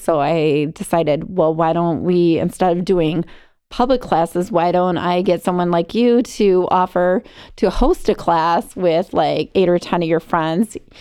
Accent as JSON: {"language": "English", "town": "Arlington Heights", "region": "Illinois", "country": "United States", "tie": "born or raised there", "lives_now": "Barrington, United States", "said": "I grew up in um, Arlington Heights"}